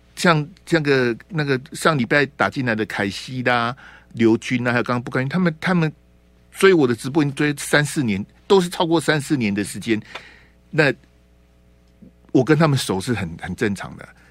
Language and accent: Chinese; Taiwan